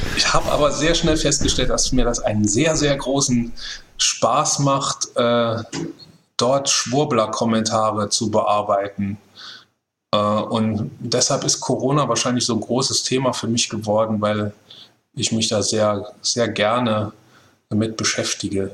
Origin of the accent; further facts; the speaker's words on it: Saarland, Germany; Wir sind da ja als, als Saarländer